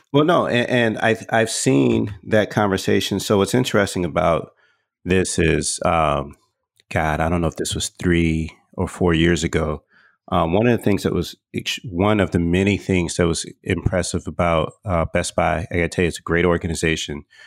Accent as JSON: {"language": "English", "region": "Texas", "country": "United States", "tie": "born or raised there", "also_born_or_lived": "Atlanta", "moved": "yes", "said": "I grew up in Texas."}